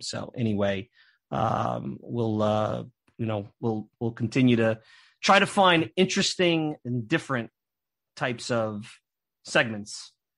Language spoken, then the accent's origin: English; New York City, New York, United States; I'm a Northeast guy. I grew up in Brooklyn